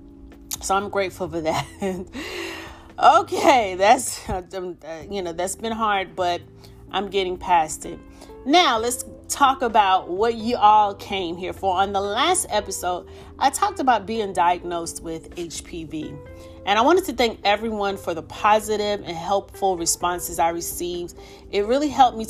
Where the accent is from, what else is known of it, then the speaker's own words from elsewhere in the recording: New York City, New York, United States; moved away; my hometown of the Bronx, New York